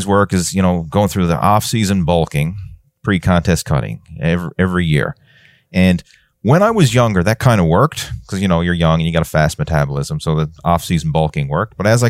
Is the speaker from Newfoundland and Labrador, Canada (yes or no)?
yes; Newfoundland and Labrador, Canada; because I'm from Newfoundland, which is a pretty small place, right? It's, you know, small population wise.